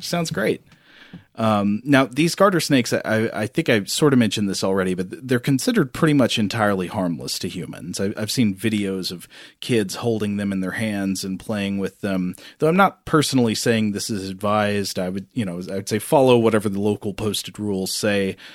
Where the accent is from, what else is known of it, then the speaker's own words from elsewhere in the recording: Tennessee, United States; I grew up in Tennessee around a lot of Eastern garter snakes